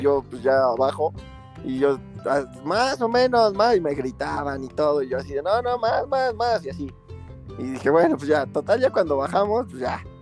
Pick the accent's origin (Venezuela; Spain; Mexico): Mexico; San Martín Texmelucan, Puebla; Soy originario de San Martín Texmelucan, toda mi vida he vivido aquí